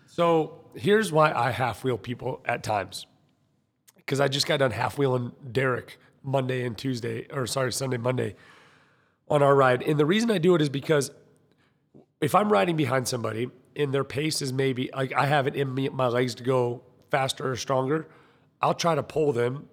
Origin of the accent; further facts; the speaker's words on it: United States; I'm American